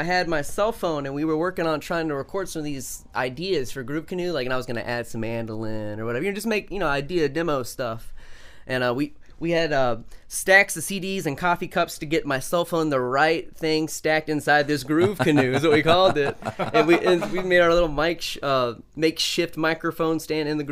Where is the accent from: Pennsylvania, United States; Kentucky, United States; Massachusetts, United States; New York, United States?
Kentucky, United States; moved away as an adult; also born or lived in Toledo, Ohio; I was born and raised in Kentucky. I moved up to Toledo about 5 years ago